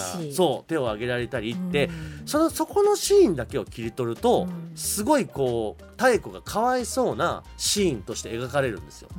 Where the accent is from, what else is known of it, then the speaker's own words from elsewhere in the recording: Tokyo, Japan; 僕もまあ出身が東京